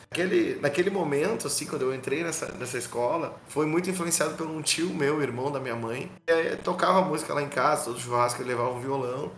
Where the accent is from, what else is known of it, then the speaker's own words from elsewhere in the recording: Canoas, Rio Grande do Sul, Brazil; sou músico do Rio Grande do Sul, sou da cidade de Canoas